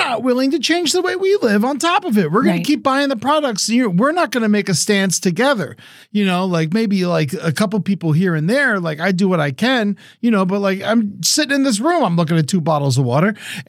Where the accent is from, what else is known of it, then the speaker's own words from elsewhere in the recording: United States; And as an American who lives in California, of course, like we're in a major drought and I'm always thinking about water.